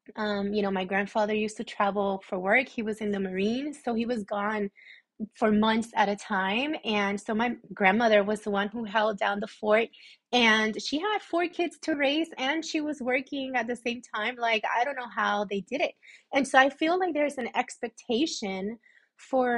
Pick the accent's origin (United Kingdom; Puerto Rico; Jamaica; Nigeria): Puerto Rico; I'm from Puerto Rico. So coming from a Puerto Rican family